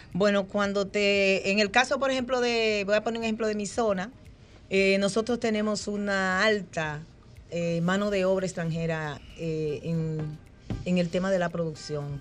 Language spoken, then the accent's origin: Spanish; Peralta, Azua, Dominican Republic; soy de Peralta de Asua, vengo de allá de la Cordillera Central.